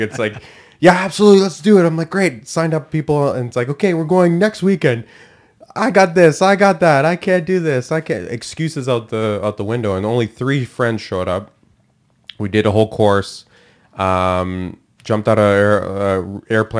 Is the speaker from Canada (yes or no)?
yes; Canada; I'm Canadian, first generation born here